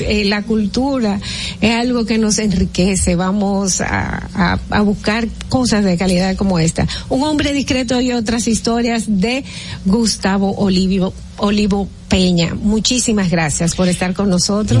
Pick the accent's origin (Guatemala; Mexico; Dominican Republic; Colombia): Dominican Republic; nosotros como dominicanos